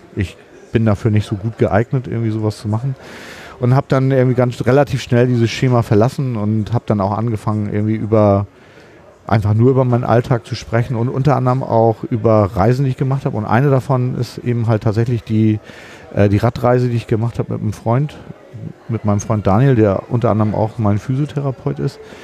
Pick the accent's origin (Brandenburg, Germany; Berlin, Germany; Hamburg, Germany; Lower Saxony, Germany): Hamburg, Germany; Ich komme aus Hamburg.